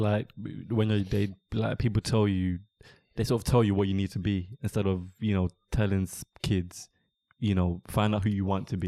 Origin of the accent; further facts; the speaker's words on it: London, United Kingdom; I'm born and raised in London